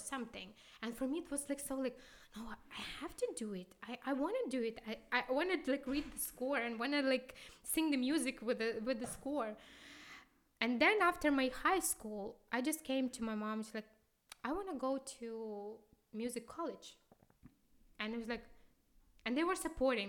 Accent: Kyiv, Ukraine; English is a second language; moved away as an adult; also born or lived in Moscow / Houston; now in Karlsruhe, Germany; we came from Kyiv.

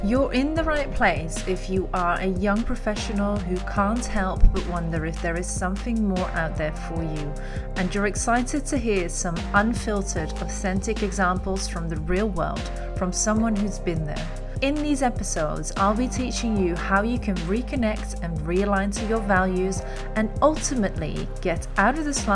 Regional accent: Netherlands; moved away as an adult; now in London, United Kingdom; 32 years old, Dutch citizen. I am a Londoner since 2015, so I've been living in London actually for the last 6.5 years now.

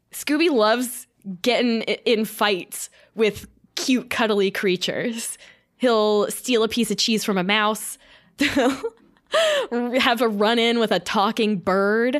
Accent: Florida, United States; I'm from Florida, so I did a lot of night beaching

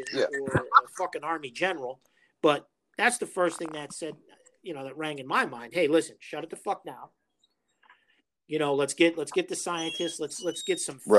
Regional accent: New York City, New York, United States; I grew up in New York City

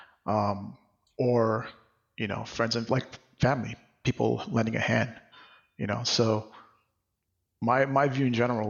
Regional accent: Mahé, Seychelles; now in New York City, United States; I'm from Seychelles, which is an archipelago off the east coast of Africa. I grew up, you know, in a country, or like on the main island

